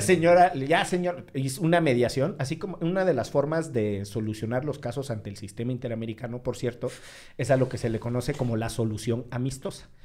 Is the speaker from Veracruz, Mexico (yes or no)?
yes; Veracruz, Mexico; soy de Veracruz